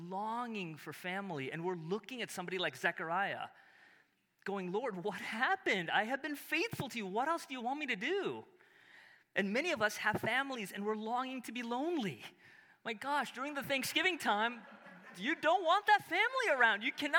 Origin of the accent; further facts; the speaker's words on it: Chicago, Illinois, United States; I'm from Chicago.